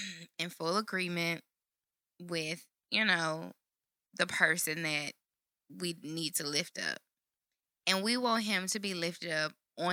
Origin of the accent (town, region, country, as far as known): Shreveport, Louisiana, United States; born or raised there